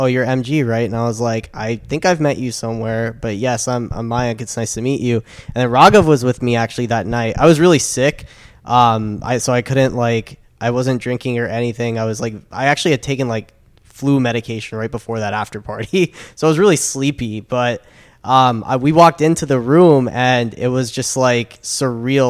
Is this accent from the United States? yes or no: no; South Africa; I am South African